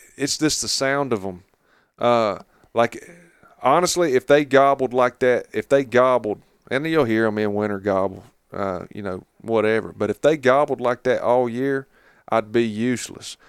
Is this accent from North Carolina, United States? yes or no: yes; Catawba River Basin, North Carolina, United States; moved away as an adult; now in Jackson County, North Carolina, United States; I grew up down around the Catawba River Basin, you know, where all my family's been, you know, for forever